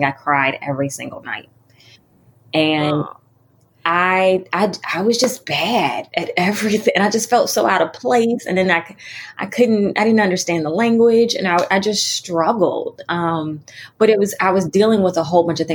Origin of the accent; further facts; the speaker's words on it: Washington, District of Columbia, United States; moved away; I'm from Washington, D.C.